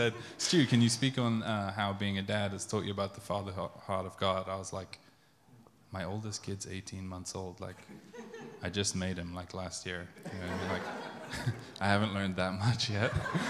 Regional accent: England, United Kingdom; moved away as an adult; also born or lived in South Africa; I'm confused because I was born in South Africa. I moved to England when I was 11. And then when I was 25, I moved here and I've spent 8 years here.

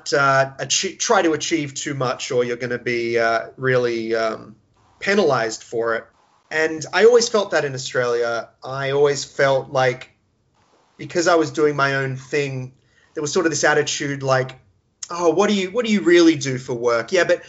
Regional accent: California, United States; I spent part of my time growing up in Southern California, which is, of course, a very liberal, entertainment world-focused part of the world

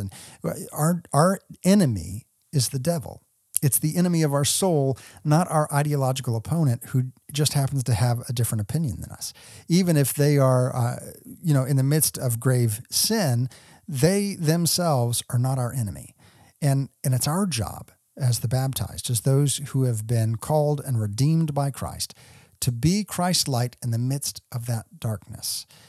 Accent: Texas, United States; because I grew up in the pro-life movement. You know, growing up in the Dallas-Fort Worth area, we participated in the Life Chain.

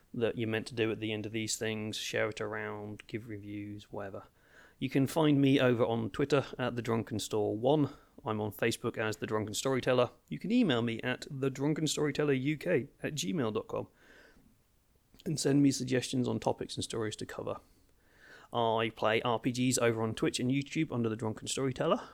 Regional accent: Brandeston, East of England, United Kingdom; also born or lived in Ipswich; I grew up in a, in a village called Branderston, uh, which is about thirty minutes north of Ipswich

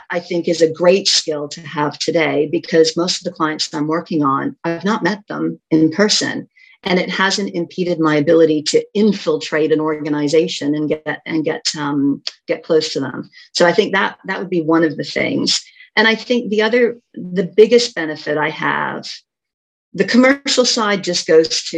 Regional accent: Canada; moved away as an adult; I grew up in Canada for the first part of my career

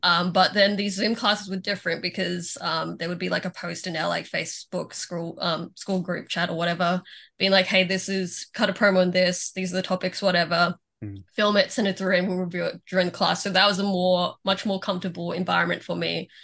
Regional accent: Melbourne, Victoria, Australia

